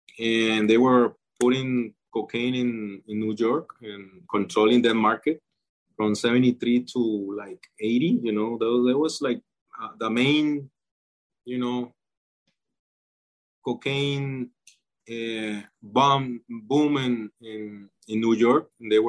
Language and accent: English; Colombia; English is a second language